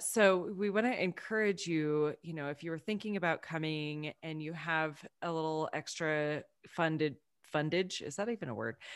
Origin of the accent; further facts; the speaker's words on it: Texas, United States; moved away; as a Texan, just watching my family go through what's happened there